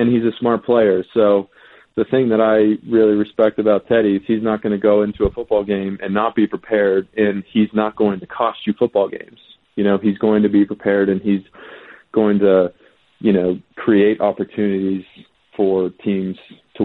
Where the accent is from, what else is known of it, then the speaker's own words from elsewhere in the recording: West Coast, United States; I grew up on the West Coast